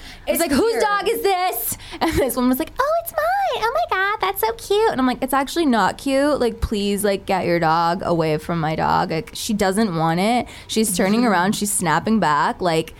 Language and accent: English; Southern California, United States; as a SoCal girl myself, born and bred.